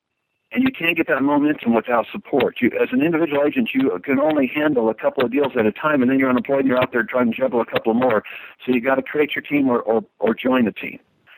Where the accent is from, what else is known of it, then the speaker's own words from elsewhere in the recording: Florida, United States; now in Nashville, United States; There's a reason why when I came from Florida to Nashville, there was a reason I hooked up with somebody else's vision